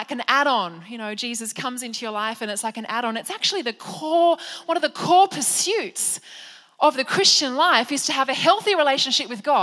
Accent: Penrith, New South Wales, Australia; I was raised in Penrith by my beautiful mum

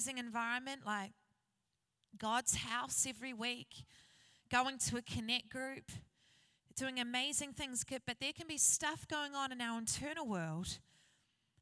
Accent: New Zealand; I grew up in New Zealand in a place called Hikitaia.

